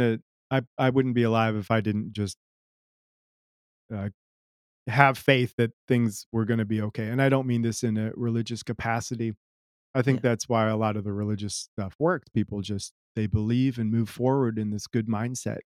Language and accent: English; United States; also born or lived in Germany; I don't know that I identified very much as American growing up. My mom was German. We spent time in Germany